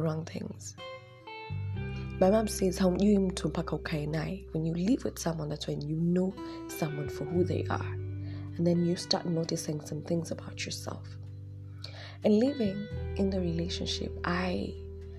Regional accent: Nairobi, Kenya; I'm from Dandora

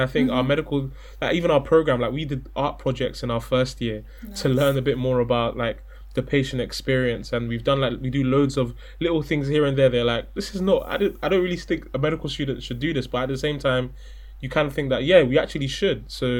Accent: London, United Kingdom; also born or lived in Bristol; I come from London. So I've been in London my whole life. I'm a city boy.

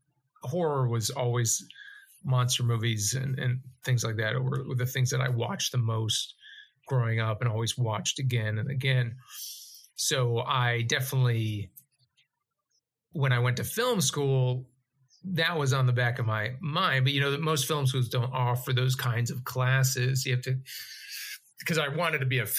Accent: Massachusetts, United States; moved away; We're both from Massachusetts

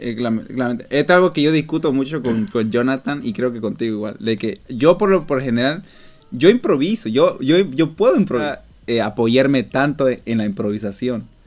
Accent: Montero, Santa Cruz, Bolivia; now in Stockholm, Sweden; yo soy de Bolivia, eh, de la, del pueblo, de, la ciudad pequeñita llamada Montero

